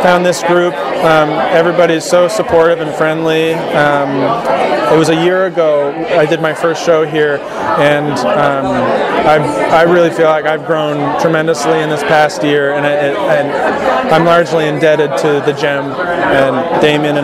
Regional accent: Laguna Beach, California, United States; I was born and raised in Laguna Beach, California.

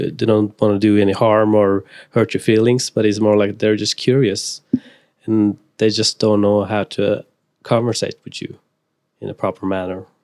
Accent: Norway; I'm, I'm from Norway

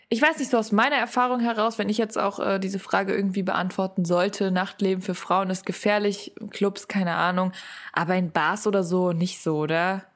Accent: Frankfurt, Hesse, Germany; ich komme ja eigentlich aus Frankfurt

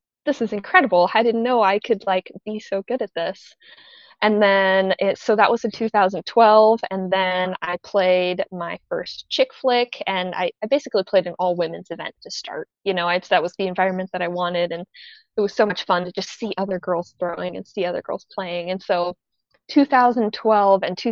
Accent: Spokane, Washington, United States; I come from Spokane, Washington in the Northwest

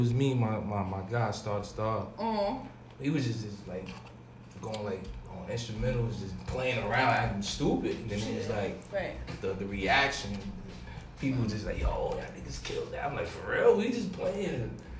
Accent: New York City, New York, United States; Yeah, I'm from the Bronx.

